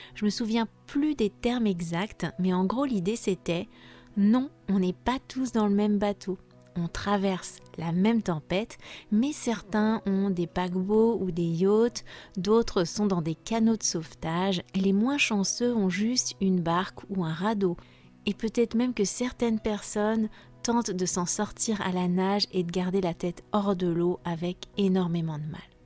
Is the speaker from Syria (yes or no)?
no; France; je suis française